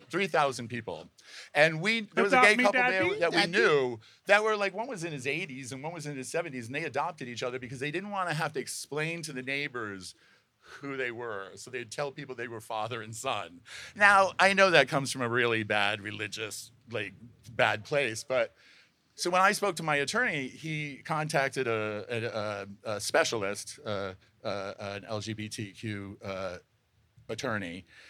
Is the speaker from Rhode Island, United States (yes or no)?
yes; Rhode Island, United States; I grew up in Rhode Island.